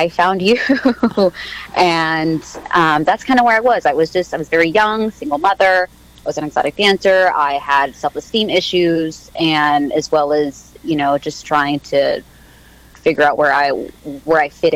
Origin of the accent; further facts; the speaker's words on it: Mexico; when I was born in Mexico, and I want to say a month after I was born, he left